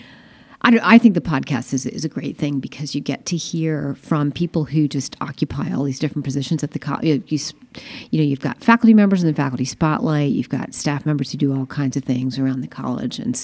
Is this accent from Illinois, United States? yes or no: no; Eastern Shore of Maryland, United States; now in Montclair, United States; I'm from Maryland, but I'm from the Eastern Shore of Maryland